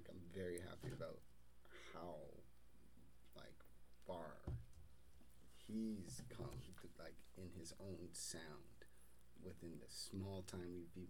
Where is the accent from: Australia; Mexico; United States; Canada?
Canada; Nova Scotia